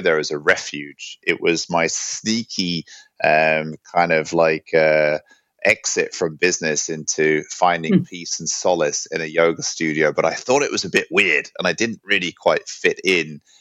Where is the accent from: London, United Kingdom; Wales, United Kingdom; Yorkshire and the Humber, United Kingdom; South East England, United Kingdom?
London, United Kingdom; also born or lived in New York / Hong Kong / San Francisco / Byron Bay; now in Sweden; I grew up in London. I've been living in Sweden now for over ten years, and I came here from New York